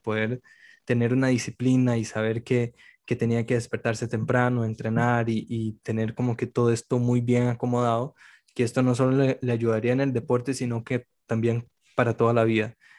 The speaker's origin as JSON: {"language": "Spanish", "country": "Brazil", "said": "yo como soy brasileño"}